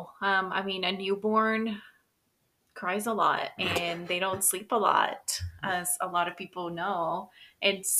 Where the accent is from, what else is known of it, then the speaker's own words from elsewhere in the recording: Mexico; now in United States; I was born in the United States of America, but I grew up in Mexico